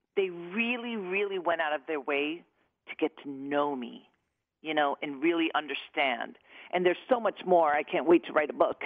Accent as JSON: {"language": "English", "region": "New York", "country": "United States", "said": "I'm from New York"}